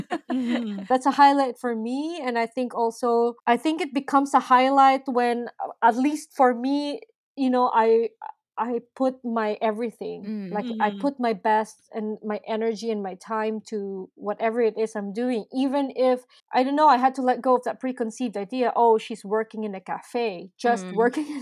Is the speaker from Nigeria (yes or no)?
no; Philippines; now in Berlin, Germany; I'm from the Philippines.